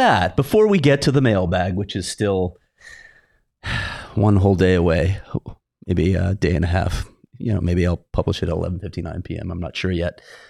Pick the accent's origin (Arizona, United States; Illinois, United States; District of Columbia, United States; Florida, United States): Illinois, United States; Chicago; I grew up in Chicago. It was actually a big deal there too, the Catholic League in particular.